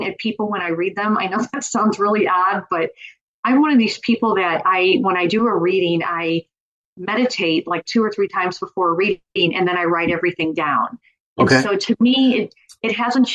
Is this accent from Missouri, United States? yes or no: yes; Missouri, United States; I'm from Missouri